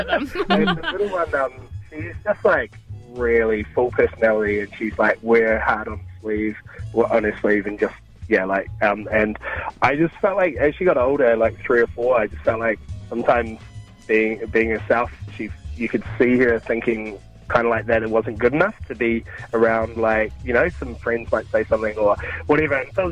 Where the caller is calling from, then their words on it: Mount Maunganui, Bay of Plenty, New Zealand; Mount Maunganui.